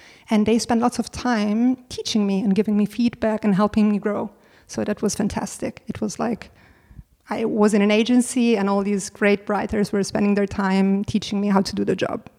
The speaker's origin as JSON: {"language": "English", "country": "Italy", "moved": "as an adult", "lives_now": "Berlin, Germany", "said": "I was coming from Italy and I had no clue who all these German celebrities were."}